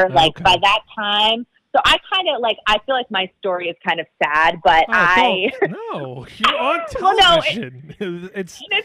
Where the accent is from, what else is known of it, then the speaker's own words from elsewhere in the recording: Revere, Massachusetts, United States; moved away as an adult; also born or lived in Lynnfield, Massachusetts / Louisiana / Texas / Oklahoma City; I grew up in Revere, or Revere, because normally we don't pronounce our R's. But I don't really have a Boston accent